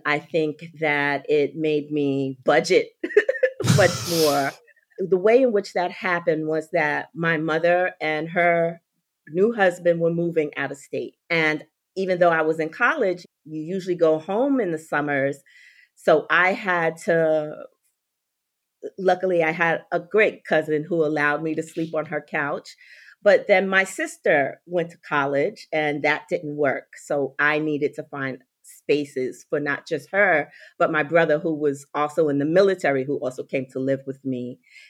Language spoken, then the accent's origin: English; New York, United States; And I live in Florida. Not always. I'm a New Yorker people. I'm just a transplanted Floridian now.